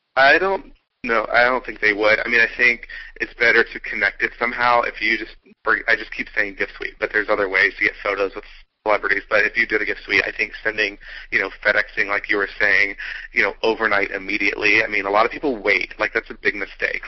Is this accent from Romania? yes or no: no; Atlanta, Georgia, United States; I'm from Atlanta